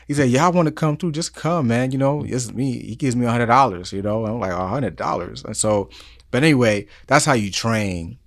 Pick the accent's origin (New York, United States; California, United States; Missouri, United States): New York, United States; New York City; moved away; growing up in New York City in the Bronx